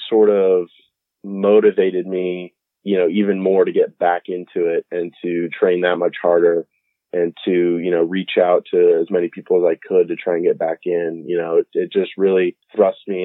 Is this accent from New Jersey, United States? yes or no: no; Winter Park, Florida, United States; I'm from Winter Park, Florida, we've been there for about 14 years.